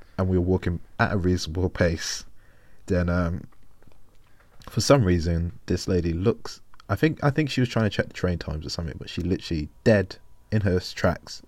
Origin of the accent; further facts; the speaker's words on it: London, United Kingdom; as a Londoner